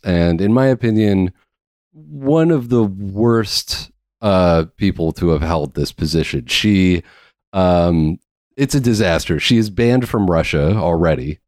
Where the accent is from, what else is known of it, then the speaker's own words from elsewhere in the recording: Canada; being a Canadian